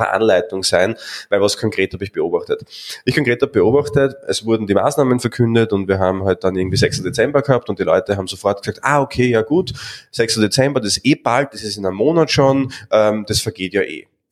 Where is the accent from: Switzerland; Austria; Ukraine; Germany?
Austria; bei uns in Österreich